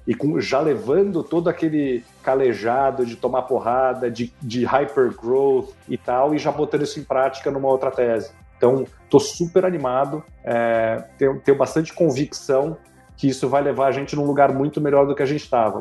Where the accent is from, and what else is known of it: Brazil; also born or lived in France